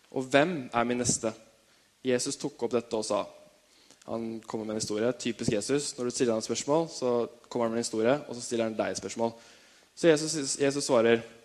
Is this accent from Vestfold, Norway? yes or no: yes; Tønsberg, Vestfold, Norway; født og oppvokst i Tønsberg